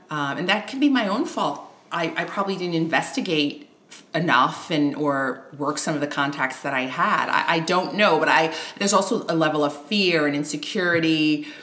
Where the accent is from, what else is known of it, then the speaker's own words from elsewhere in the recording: New York, United States; moved away as an adult; now in Stockholm, Sweden; I'm American, yes. originally from New York, mm-hmm. um, but my parents are Haitian immigrants